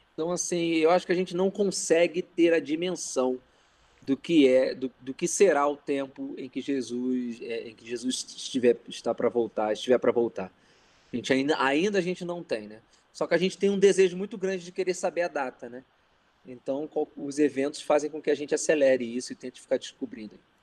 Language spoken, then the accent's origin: Portuguese; Rio de Janeiro, Brazil; Carioca. Carioca da Gema. Nasci no Rio mesmo, não é interior, não é Rio Estado, é capital mesmo.